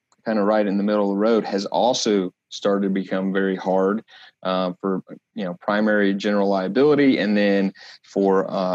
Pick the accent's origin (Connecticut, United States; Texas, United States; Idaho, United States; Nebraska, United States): Texas, United States; Dallas-Fort Worth area; now in Kansas City, United States; I'm originally from the Dallas-Fort Worth area, but have been with the firm for about 6 years now. Here in our headquarter office in Kansas City